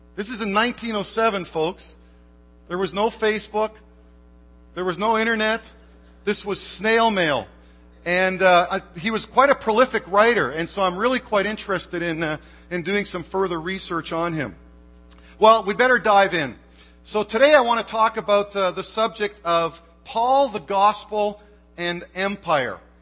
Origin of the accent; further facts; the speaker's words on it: Canada; moved away as an adult; now in United States; I am Canadian